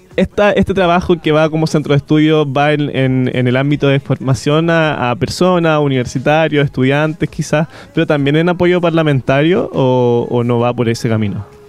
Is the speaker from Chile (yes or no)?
yes; Chile